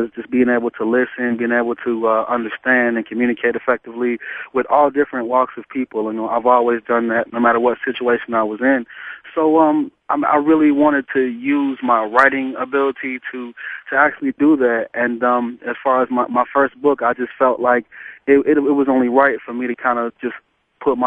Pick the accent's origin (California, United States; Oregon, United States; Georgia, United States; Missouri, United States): Georgia, United States; Atlanta; I grew up in Atlanta, and I've lived here most of my life.